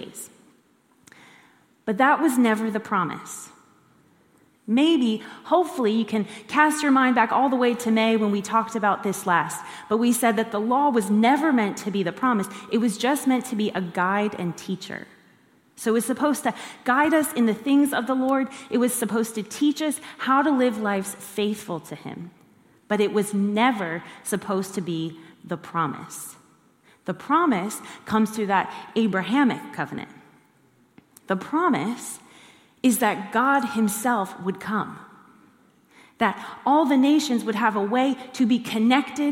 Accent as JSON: {"language": "English", "country": "United States", "moved": "as an adult", "said": "I'm an American citizen"}